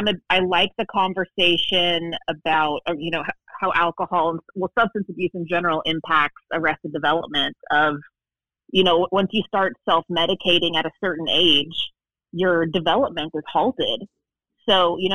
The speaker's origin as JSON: {"language": "English", "town": "Waco", "region": "Texas", "country": "United States", "tie": "born or raised there", "also_born_or_lived": "Northern California", "moved": "as an adult", "lives_now": "New York City, United States", "said": "I am originally from Northern California, but mom and I moved to Waco when I was 8. So I pretty much grew up in Waco."}